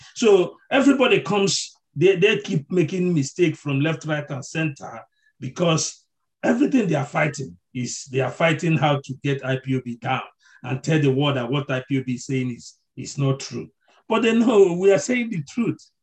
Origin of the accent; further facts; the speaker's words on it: Nigeria; as a Nigerian